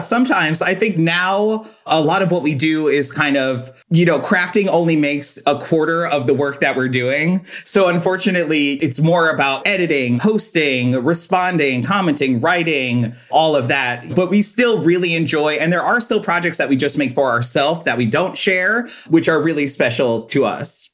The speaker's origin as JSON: {"language": "English", "area": "Long Island", "region": "New York", "country": "United States", "tie": "born or raised there", "said": "Well, I'm originally from Long Island, New York. I grew up with my mom and dad and my older brother."}